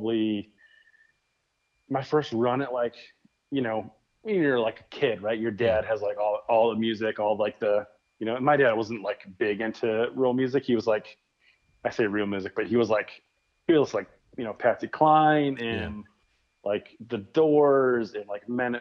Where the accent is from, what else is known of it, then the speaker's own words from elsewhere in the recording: Flint, Michigan, United States; now in West Michigan, United States; I grew up in Michigan. I lived on the other side of the state, which was like basically two hours from where I live now. So grew up on the like Detroit side, Flint side of the state